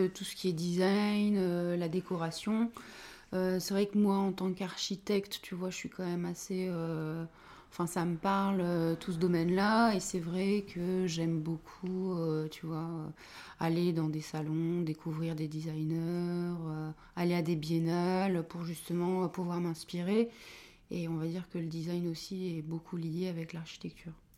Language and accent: French; Dunkirk, Hauts-de-France, France; also born or lived in Lille; je suis originaire de Dunkerque. Et donc j'ai fait toutes mes études là-bas